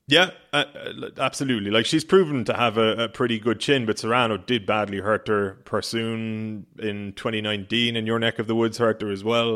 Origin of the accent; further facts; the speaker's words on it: Ireland; being an Irish sports fan, which everybody knows I am